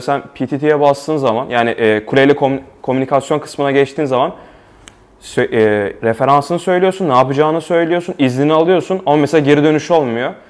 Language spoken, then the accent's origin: Turkish; Istanbul, Turkey; moved away as an adult; now in Prague, Czech Republic; ben İstanbul'da doğup büyüdüm